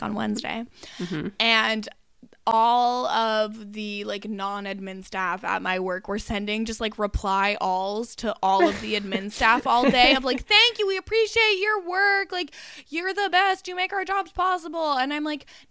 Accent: Canada; I'm Canadian.

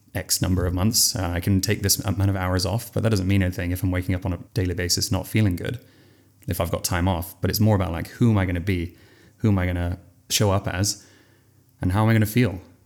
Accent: England, United Kingdom; From England

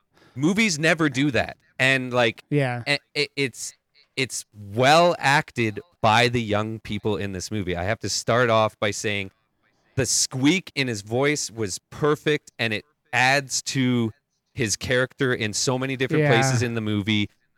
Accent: Calgary, Alberta, Canada; I'm from Calgary, which is like very close to where like

